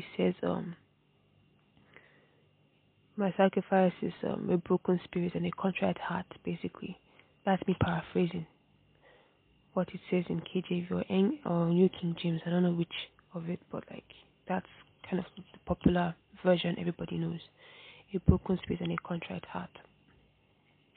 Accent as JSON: {"language": "English", "country": "Nigeria", "said": "I'm a Nigerian girl"}